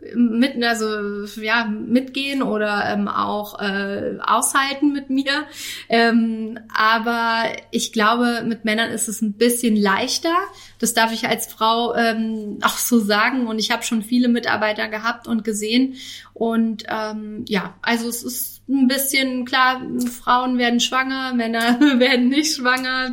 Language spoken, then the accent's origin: German; Northern Hesse, Germany; now in Karlsruhe, Germany; meine Familie ist in meiner Heimat, also in Nordhessen